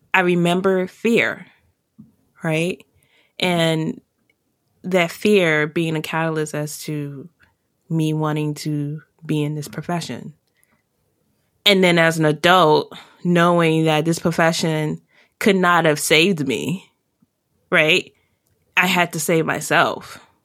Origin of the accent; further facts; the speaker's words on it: Washington, District of Columbia, United States; I grew up in Chocolate City and I was the majority up until I went into college